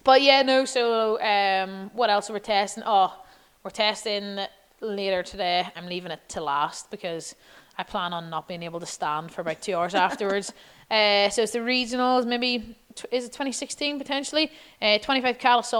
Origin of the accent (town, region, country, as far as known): Ireland